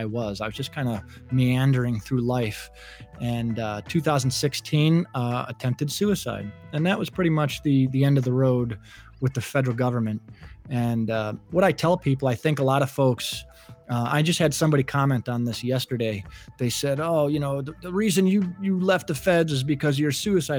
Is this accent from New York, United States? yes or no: yes; Buffalo, New York, United States; I grew up in Buffalo, New York, lovely Buffalo, New York